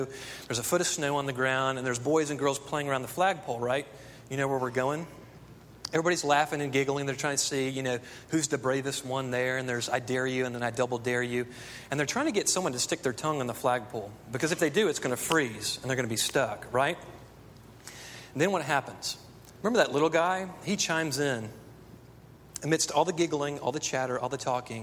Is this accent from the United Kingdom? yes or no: no; Texas, United States; I grew up in Texas